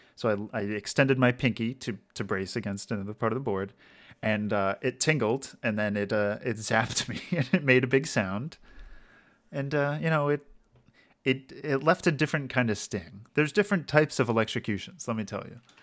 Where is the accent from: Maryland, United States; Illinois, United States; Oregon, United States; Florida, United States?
Maryland, United States; my hometown in Maryland, which is like kind of like rural hickish